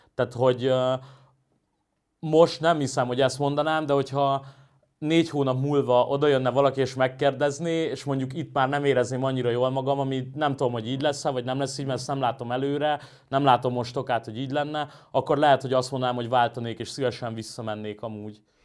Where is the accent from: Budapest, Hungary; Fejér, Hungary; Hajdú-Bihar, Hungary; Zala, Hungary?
Budapest, Hungary; én Óbudán nőttem föl